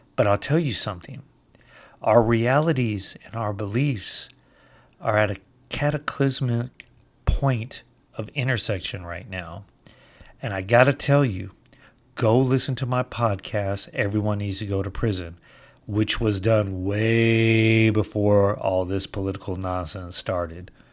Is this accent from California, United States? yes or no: yes; California, United States; moved away; I'm from California originally